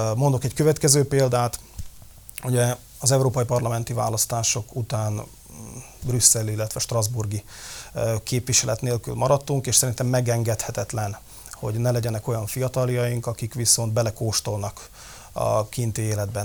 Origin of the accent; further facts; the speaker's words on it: Levice, Nitra Region, Slovakia; Léva a szülővárosom